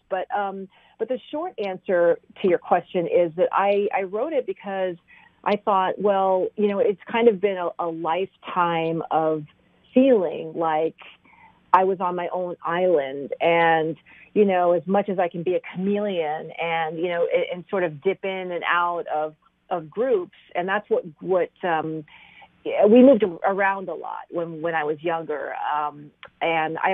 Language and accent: English; Kentucky, United States; also born or lived in Iraq; I was born in Iraq and I grew up in Kentucky